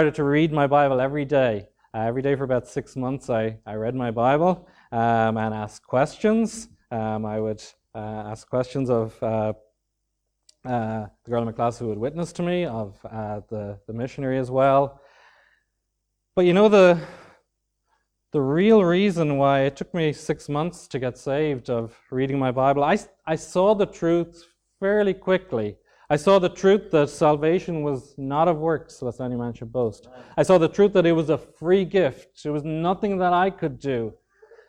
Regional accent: Dunmore East, County Waterford, Ireland; also born or lived in County Dublin; now in Swords, Ireland; I was born and raised in Dunmore East, County Waterford, or just outside it in the country

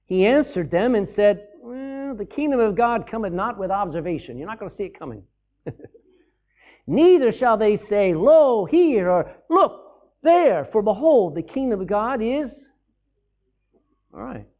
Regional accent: Texas, United States; my home state of Texas

